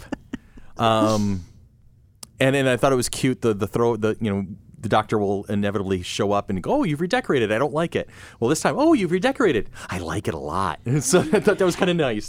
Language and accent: English; United States; I'm too American